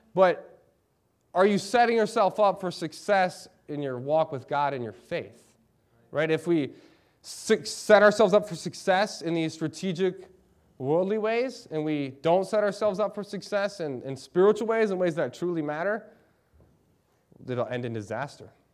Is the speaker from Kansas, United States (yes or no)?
no; Lansing, Michigan, United States; moved away as an adult; now in Eau Claire, United States; I'm from Lansing, Michigan. I love Lansing, Michigan.